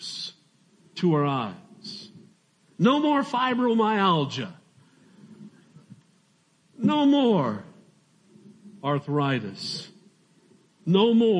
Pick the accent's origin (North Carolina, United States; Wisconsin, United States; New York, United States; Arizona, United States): Arizona, United States; I'm from Arizona